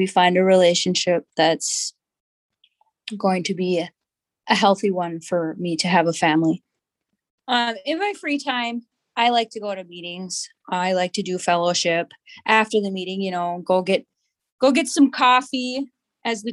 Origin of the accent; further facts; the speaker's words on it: Cloquet, Minnesota, United States; now in Duluth, United States; I am from Cloquet. I grew up in Cloquet on the reservation. I currently live in Duluth